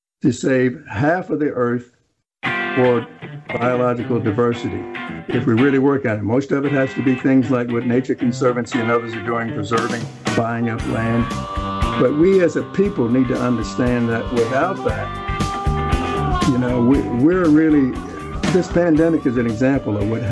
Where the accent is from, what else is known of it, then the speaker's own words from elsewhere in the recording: Biloxi, Mississippi, United States; I grew up in Holly Street in East Biloxi